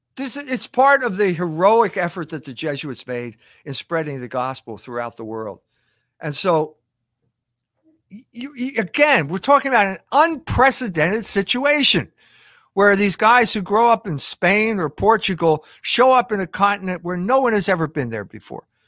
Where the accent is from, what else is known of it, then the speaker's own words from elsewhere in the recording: Philadelphia, Pennsylvania, United States; moved away; also born or lived in Germany / South Bend; I grew up in Philadelphia